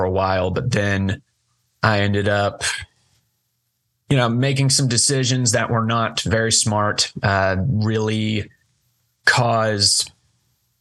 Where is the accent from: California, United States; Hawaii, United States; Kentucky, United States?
Kentucky, United States; also born or lived in Hopkinsville, Kentucky / Cadiz, Kentucky; I was born and raised in Hopkinsville for first 10 years of my life, then moved over to Katy's, which is only about 40 minutes west, I think. And then now I'm over in Murray, and I've never known living anywhere other than Kentucky